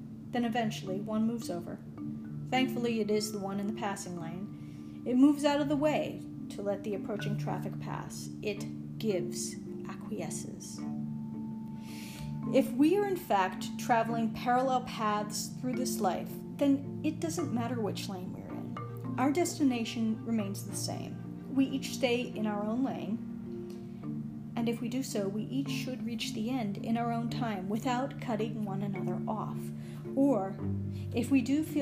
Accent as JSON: {"language": "English", "town": "Pittsburgh", "region": "Pennsylvania", "country": "United States", "tie": "born or raised there", "said": "I grew up in suburban Pittsburgh"}